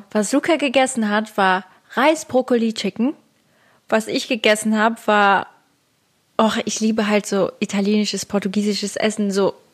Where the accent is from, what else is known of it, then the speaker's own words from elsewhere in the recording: Switzerland; now in Germany; Ich bin Schweizerin. Ich habe